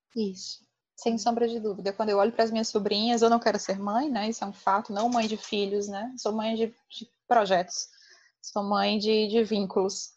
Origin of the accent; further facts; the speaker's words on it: Ceará, Brazil; eu sou muito orgulhosa da minha terra, muito orgulhosa do meu povo